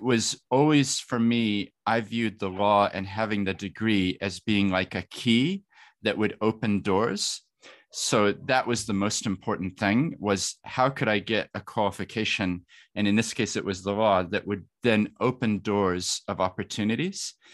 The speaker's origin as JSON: {"language": "English", "town": "Christchurch", "region": "Canterbury", "country": "New Zealand", "tie": "born or raised there", "also_born_or_lived": "Wellington", "said": "I, I grew up in Christchurch"}